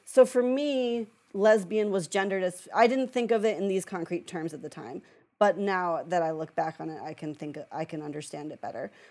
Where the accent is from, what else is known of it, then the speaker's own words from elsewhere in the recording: just outside of Chicago, Illinois, United States; I grew up just outside of Chicago